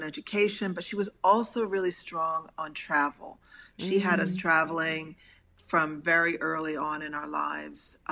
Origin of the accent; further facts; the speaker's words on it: Villanova, Pennsylvania, United States; moved away as an adult; also born or lived in Chester, Pennsylvania / France; Villanova is where I went to high school. And so I grew up out there my entire life